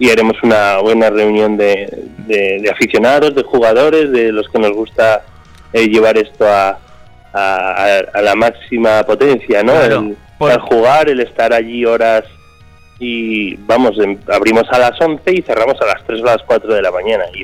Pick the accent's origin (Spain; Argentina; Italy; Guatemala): Spain; Murchante, Navarre; En la Casa de Cultura de, mi pueblo, en Murchante.